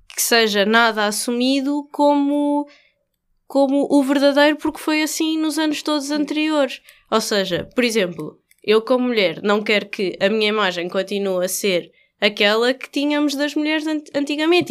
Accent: Coimbra, Centro, Portugal; moved away; Conheci aqui o Ricardo na minha cidade natal, Coimbra

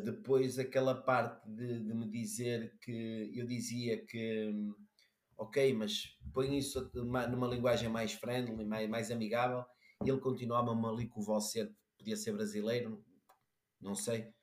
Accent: Braga, Norte, Portugal; sou, sou, de Braga, mas vou para Lisboa

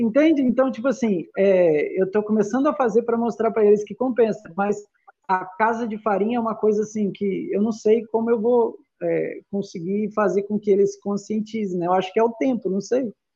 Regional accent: interior of São Paulo, Brazil; moved away as an adult; also born or lived in Salvador, Bahia; now in Goiás, Brazil; eu sou de São Paulo, né? Sou do interior de São Paulo

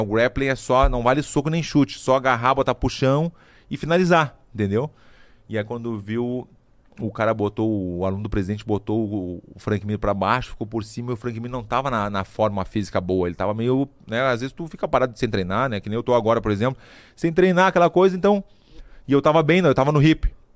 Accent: Brazil; sou brasileiro

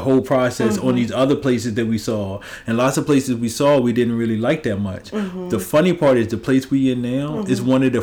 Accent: Richmond, Virginia, United States; I grew up on the South. Like, when I moved to Richmond, my whole entire life almost, I lived on the South side

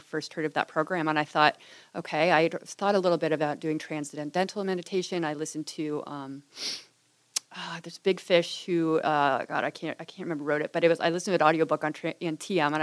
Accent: Boulder, Colorado, United States; moved away as an adult; now in California, United States; I grew up in Boulder, Colorado, where there's a large Buddhist community

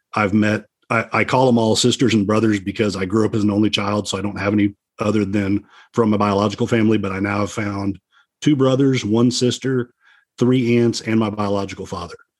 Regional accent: Dallas, Texas, United States; I was born in 1970 in Dallas, Texas

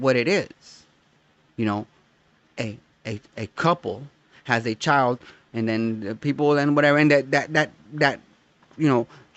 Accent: United States; I am American, and not simply because I was born here.

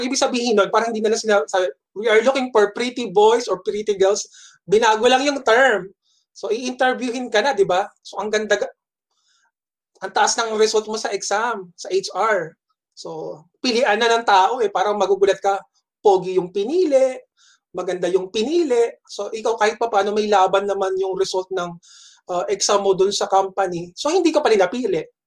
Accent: Las Piñas, National Capital Region, Philippines; umuwi ako sa Las Piñas

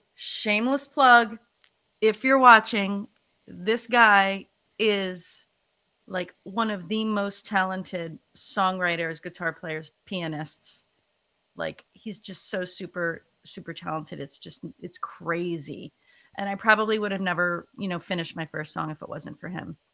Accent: New Jersey, United States; moved away as an adult; also born or lived in Philadelphia area; now in Philadelphia, United States; I'm originally from North Jersey, um, actually right outside of New York City

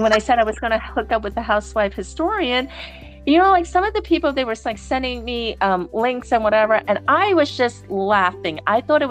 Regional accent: New York City, New York, United States; I'm from New York City

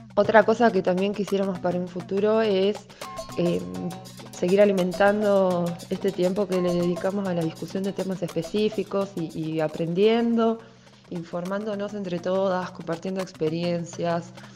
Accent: Salta, Argentina; soy salteña

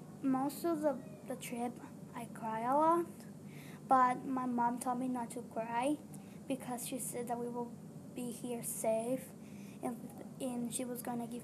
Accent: Guatemala; moved away

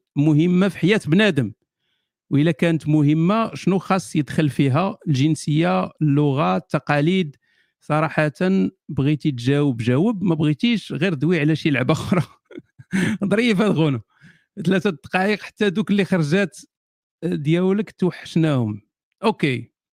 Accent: Morocco; أنا مثلاً، مغربي موري

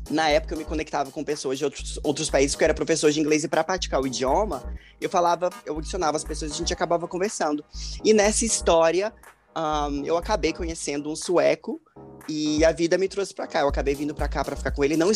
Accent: São Leopoldo, Rio Grande do Sul, Brazil; also born or lived in Brasília; nasci em São Leopoldo, no Rio Grande do Sul, mas eu passei a minha infância morando entre Rio Grande do Sul e Brasília

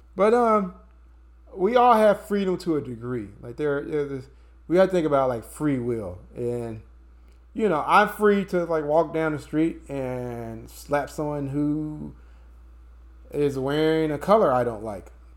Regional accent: United States; Brian and I, you know, we're born and raised in the United States

